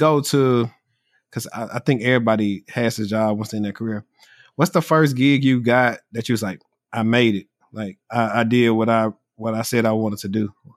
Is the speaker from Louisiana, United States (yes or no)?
yes; Louisiana, United States; I'm from Louisiana where housing is cheap.